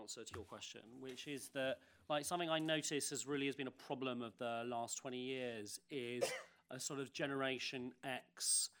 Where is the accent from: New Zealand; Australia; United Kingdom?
United Kingdom; one thing I've learned, like being British in the past year, is actually how much I depend on my politicians